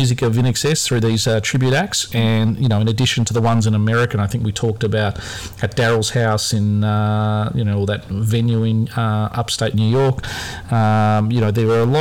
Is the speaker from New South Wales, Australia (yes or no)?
no; near the Knox Club, Victoria, Australia; I grew up near the Knox Club